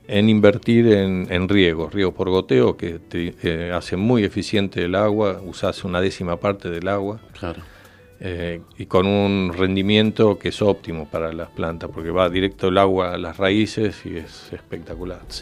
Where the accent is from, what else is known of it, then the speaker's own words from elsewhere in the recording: Buenos Aires, Argentina; Uno, yo vengo de Buenos Aires, entonces tenés, sos más dinámico en tomar decisiones